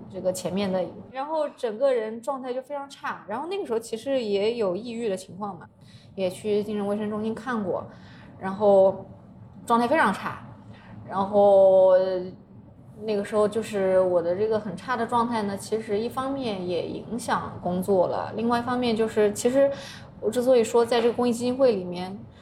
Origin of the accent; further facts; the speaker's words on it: Yunnan, China; 有点像我们云南那边那种吊脚的那种房